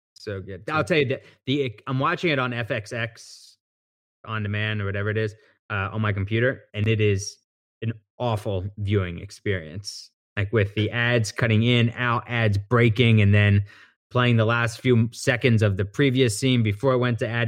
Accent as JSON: {"language": "English", "town": "Abington", "region": "Pennsylvania", "country": "United States", "said": "I'm from Abington, and that's our rival high school."}